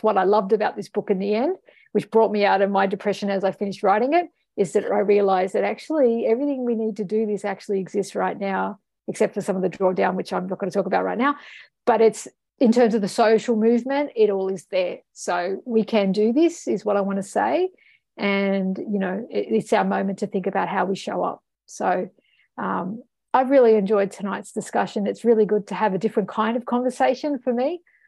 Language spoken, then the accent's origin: English; Ireland; born there; I mean, I've got an Egyptian heritage. I represented Australia at the, you know, UN level, and I was born in Ireland, okay? So, like, I'm international.